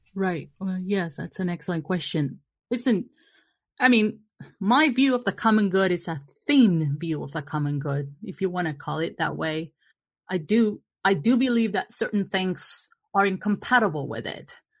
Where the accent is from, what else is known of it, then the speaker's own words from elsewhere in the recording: Argentina; moved away; I come from Argentina, voting is compulsory there